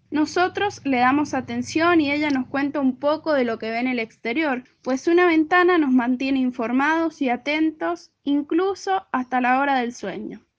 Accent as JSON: {"language": "Spanish", "town": "San Martín", "region": "Mendoza", "country": "Argentina", "said": "soy de San Martín Mendoza."}